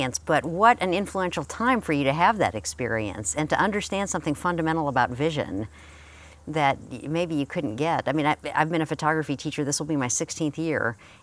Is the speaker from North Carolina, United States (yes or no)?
yes; North Carolina, United States; I'm from North Carolina where everything is a beach break